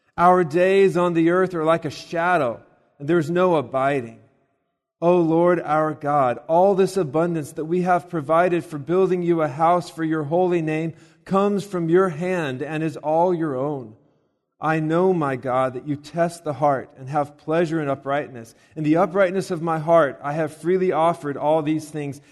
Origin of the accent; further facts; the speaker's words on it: Colorado Springs, Colorado, United States; now in Lexington, United States; I'm from Colorado. And, uh, out there, of course, there's the, the mountains. And we used to, to go, and actually, the city that I'm from is Colorado Springs.